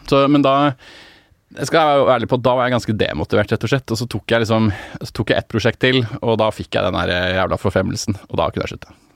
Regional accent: Oslo, Norway; jeg er fra Ehm, eh, Casenetto, som er et Obos-borettslag rett bak

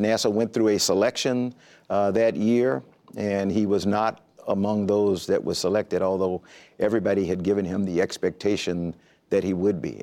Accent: Columbia, South Carolina, United States; moved away as an adult; I grew up in Columbia, South Carolina

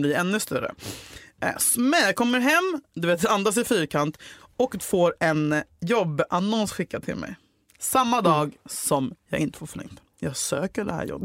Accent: Huddinge, Stockholm County, Sweden; när jag var åtta år gammal på min mormors räckspelare hemma i Huddinge

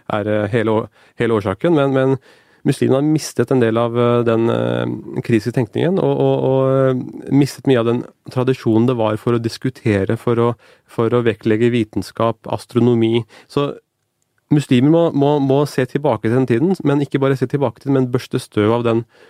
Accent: Norway; jeg ble bedt om å bære det norske flagget for, for hele skolen min, både som avgangselev ved ungdomsskolen

